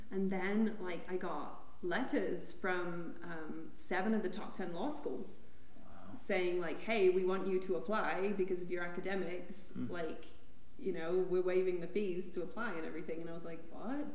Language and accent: English; Amarillo, Texas, United States; now in Colorado, United States; I'm from Amarillo, Texas